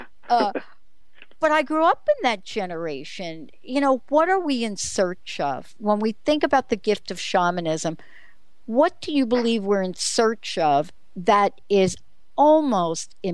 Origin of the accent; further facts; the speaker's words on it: New York City, New York, United States; I grew up in New York City.